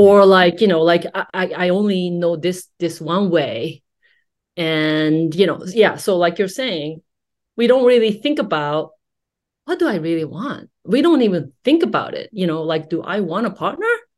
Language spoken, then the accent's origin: English; Japan; growing up in Japanese society